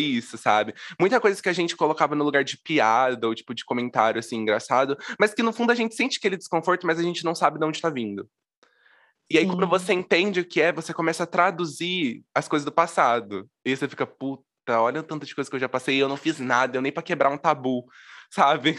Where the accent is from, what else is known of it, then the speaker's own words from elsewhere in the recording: interior of São Paulo, Brazil; eu sou de uma cidade do interior de São Paulo